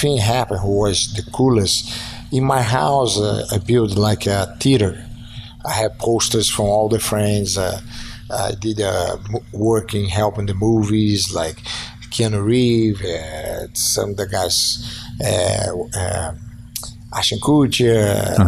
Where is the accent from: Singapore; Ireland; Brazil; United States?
Brazil; moved away; Growing up in Brazil, I remember have a theater close to my house who only do Chinese